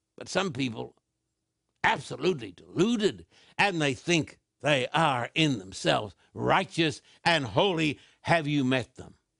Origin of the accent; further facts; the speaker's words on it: Australia; also born or lived in Sydney; I was brought up in Australia